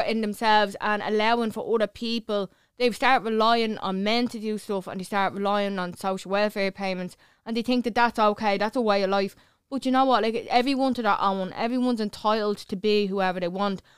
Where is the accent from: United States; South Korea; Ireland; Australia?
Ireland; Clondalkin, Leinster; I'm from Clondalkin